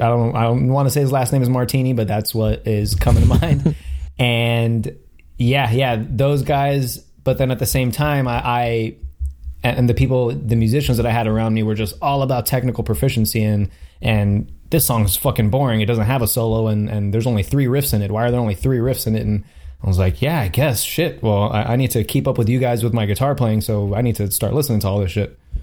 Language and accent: English; Miami, Florida, United States; I'm from Miami, Florida